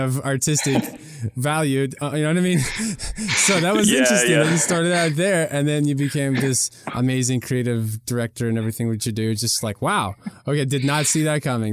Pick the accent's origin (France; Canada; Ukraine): Ukraine; now in United States; in Ukraine where I was